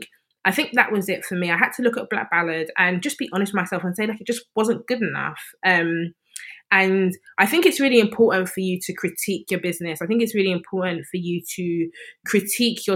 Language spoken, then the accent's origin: English; London, United Kingdom; I've been born and bred in East London